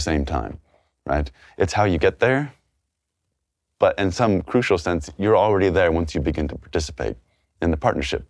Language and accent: English; Texas, United States